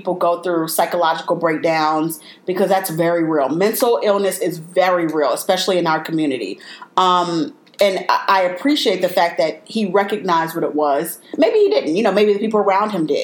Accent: Chicago, Illinois, United States; I was born and raised in Chicago

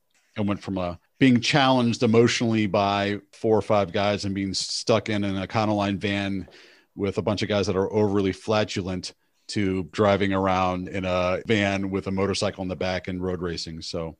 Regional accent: Cleveland, Ohio, United States; I grew up in Cleveland, was really into sports.

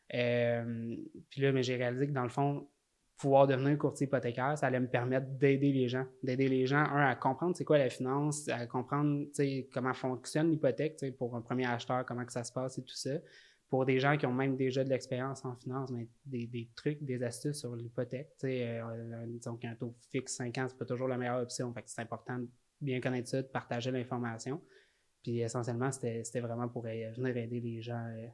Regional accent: Salaberry-de-Valleyfield, Quebec, Canada; je viens de Valleyfield

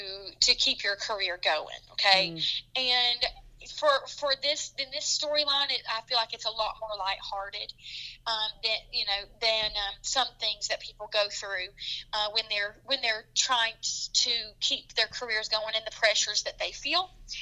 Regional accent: the South, United States; accent: Southern; And so it was very nice for me to be like accepted with my Southern accent

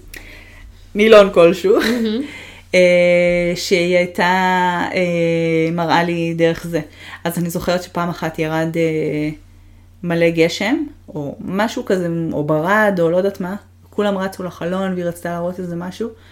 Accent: Israel; moved away as an adult; also born or lived in Montreal, Canada; הגעתי מהארץ שידעתי אפס אנגלית

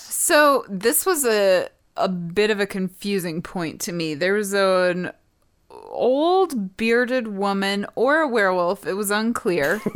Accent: Montana, United States; growing up in Montana.

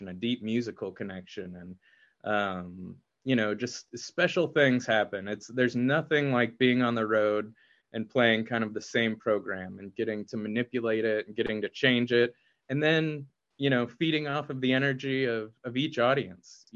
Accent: Indianapolis, Indiana, United States; I hope it's like a gift to my hometown

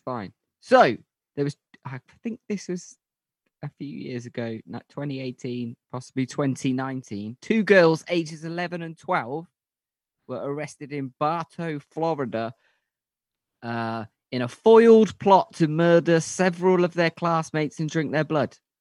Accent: United Kingdom; we're British

